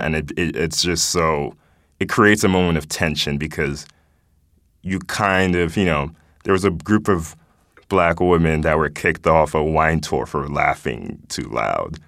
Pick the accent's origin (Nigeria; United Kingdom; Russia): Nigeria; now in United States; I was born here, grew up in Nigeria, and moving back here